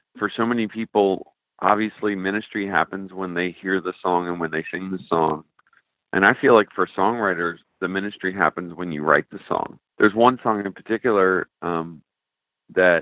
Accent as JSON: {"language": "English", "region": "Newfoundland and Labrador", "country": "Canada", "tie": "born or raised there", "moved": "as an adult", "lives_now": "Arizona, United States", "said": "growing up in Newfoundland, Canada, where I grew up"}